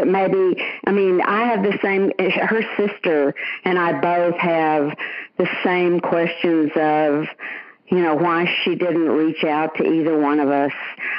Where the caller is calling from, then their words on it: Tuscaloosa, Alabama, United States; also born or lived in Dallas, Texas; I'm calling from Tuscaloosa.